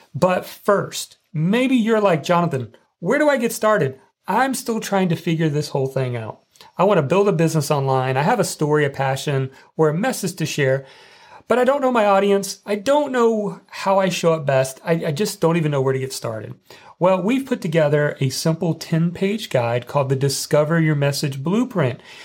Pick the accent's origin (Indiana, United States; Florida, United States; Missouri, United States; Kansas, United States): Indiana, United States; growing up in Indiana